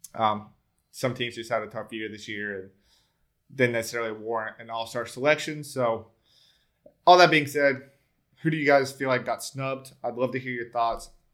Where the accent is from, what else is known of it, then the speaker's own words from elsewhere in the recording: Tennessee, Georgia, the South, United States; I'm also from the South too. I'm not I'm not from from Bama, but you know I'm from Tennessee, Georgia